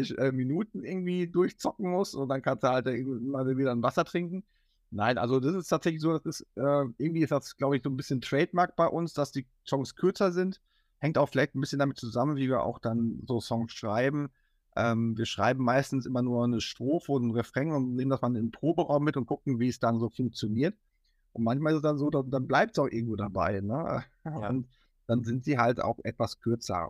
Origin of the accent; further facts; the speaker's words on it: Hattingen, North Rhine-Westphalia, Germany; also tatsächlich ist Hattingen so die Hometown. Also ah, ähm, äh, das ist so, wo wir herkommen, wo wir aufgewachsen bin, sind